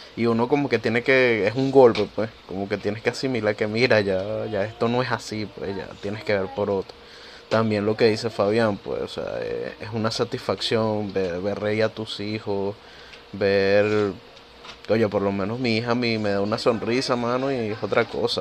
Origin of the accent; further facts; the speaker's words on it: Venezuela; now in Peru; los tres que estamos acá somos venezolanos. Yo por lo menos vivo en Perú